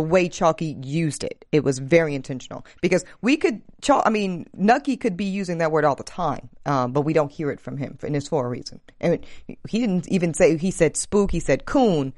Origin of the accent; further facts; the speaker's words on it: the South, United States; I'm from the South